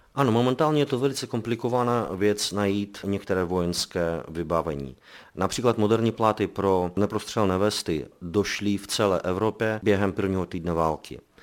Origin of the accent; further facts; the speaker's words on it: Belarus; now in Prague, Czechia; my jsme původem z Běloruska, ze země agresora